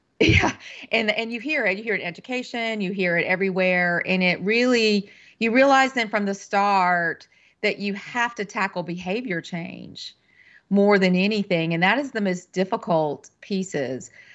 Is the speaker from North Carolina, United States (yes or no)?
yes; western North Carolina, United States; moved away as an adult; also born or lived in Kentucky; I'm originally from North Carolina. I'm a native North Carolinian and grew up in the western part of the state